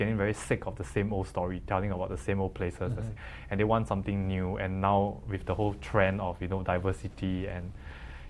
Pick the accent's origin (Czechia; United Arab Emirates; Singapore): Singapore